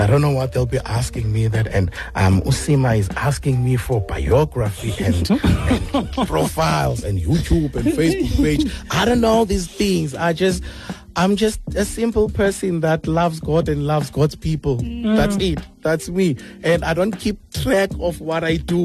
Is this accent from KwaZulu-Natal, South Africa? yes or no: no; Port Elizabeth, Eastern Cape, South Africa; we are all from Missionvale